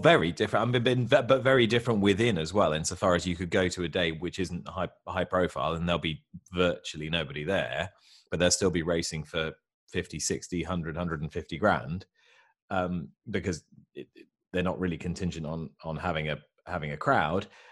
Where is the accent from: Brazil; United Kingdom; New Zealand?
United Kingdom; I'm a Brit in England